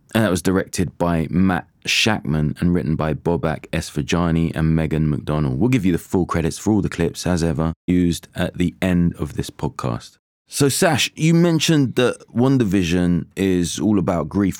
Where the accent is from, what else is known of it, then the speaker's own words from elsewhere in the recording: Jamaica; moved away; I am a Jamaican